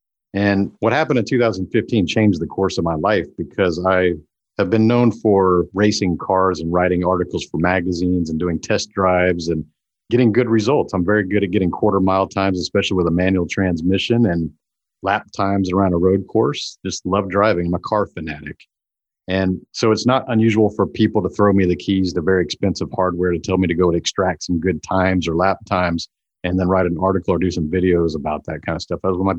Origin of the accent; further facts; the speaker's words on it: Houston, Texas, United States; because we grew up around NASA in Houston area.